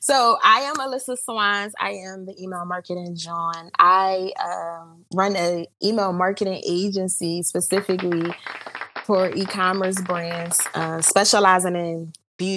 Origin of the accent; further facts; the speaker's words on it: Philadelphia, Pennsylvania, United States; But I am from Philly. I grew up here. Still living in Philly